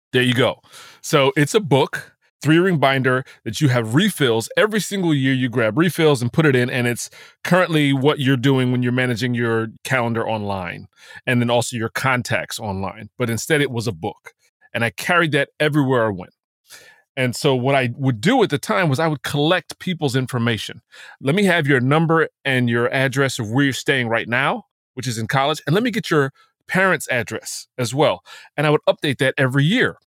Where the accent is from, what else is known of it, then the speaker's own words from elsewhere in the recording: New Jersey, United States; I'm from New Jersey